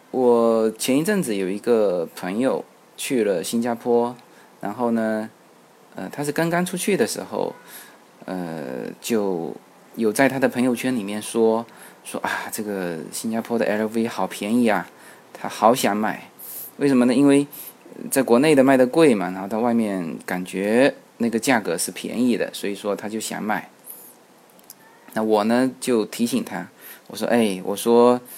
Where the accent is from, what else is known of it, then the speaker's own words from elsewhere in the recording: China; 其实我们中国人在外面买东西呢